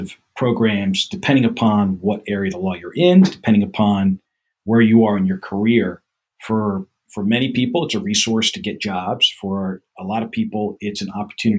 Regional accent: Gloucester Township, New Jersey, United States; also born or lived in Nyack, New York / Mount Laurel, New Jersey; I was born in Nyack, New York, raised in Gloucester Township, New Jersey, which is in the southern half of the state.

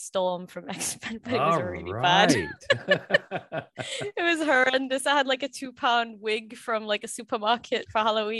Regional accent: Sunderland, North East England, United Kingdom; Yes, born and raised here, right here in Sunderland.

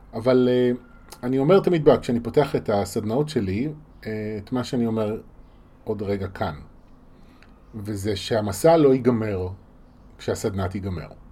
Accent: Israel; בשבילנו כישראלים

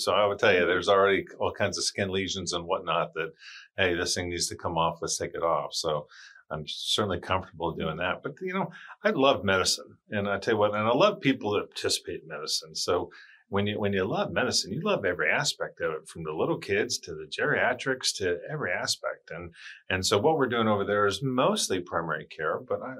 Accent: Charleston, South Carolina, United States; born there; And I was like, Demetra, I was born in Charleston. And she was like, oh, okay.

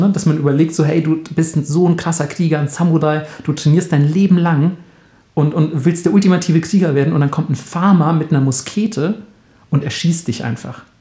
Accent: Bavaria, Germany; Weil es gibt zum Beispiel in, in Franken, da wo ich herkomme, nennt man das ja zum Beispiel Schnick, Schnack, Schnuck.

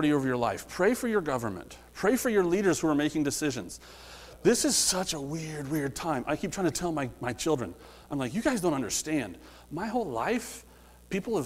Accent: Midwest, United States; I grew up in the Midwest a little bit

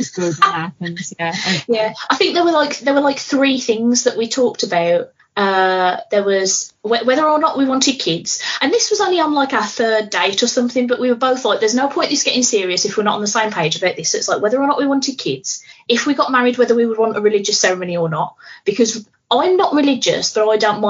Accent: Birmingham, West Midlands, United Kingdom; I'm here from Birmingham

